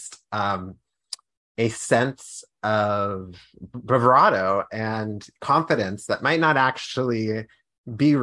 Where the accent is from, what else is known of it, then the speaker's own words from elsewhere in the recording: Pittsburgh, Pennsylvania, United States; now in Washington, D.C., United States; And I'm from Pittsburgh, but I'm from Pennsylvania, but, like, the Pittsburgh area.